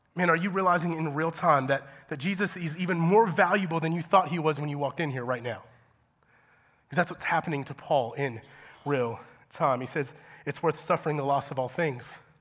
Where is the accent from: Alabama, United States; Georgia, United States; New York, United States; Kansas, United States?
Georgia, United States; moved away as an adult; I'm from Georgia